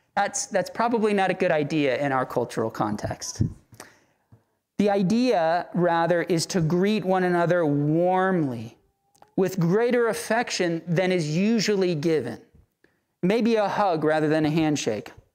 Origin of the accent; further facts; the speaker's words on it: Central Florida, United States; now in Tallahassee, United States; in the city I was brought up in Central Florida, there's a high Puerto Rican population